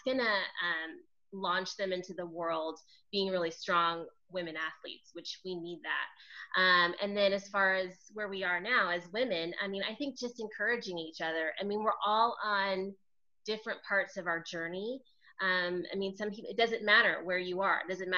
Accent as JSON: {"language": "English", "town": "Los Angeles", "region": "California", "country": "United States", "said": "I'm from Los Angeles, so I live"}